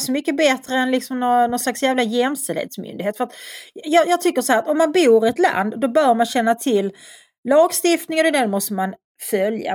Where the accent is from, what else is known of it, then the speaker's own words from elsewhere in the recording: Svedala, Skåne, Sweden; moved away as an adult; flytta från Svedala där jag växte upp